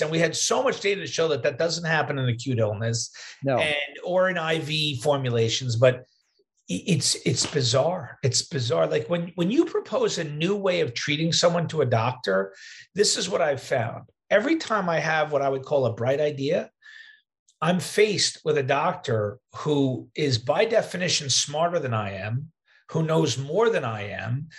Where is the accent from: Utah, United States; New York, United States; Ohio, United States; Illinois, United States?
New York, United States; moved away as an adult; also born or lived in Wisconsin; now in Midwest, United States; I'm a New Yorker, but I live in the Midwest now